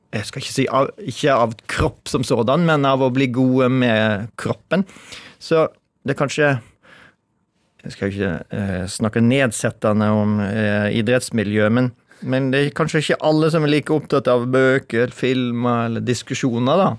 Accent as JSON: {"language": "Norwegian", "region": "Western Norway", "country": "Norway", "tie": "born or raised there", "also_born_or_lived": "Oslo", "moved": "yes", "said": "jeg vokste opp på 70-tallet, men jeg vokste opp på Vestlandet."}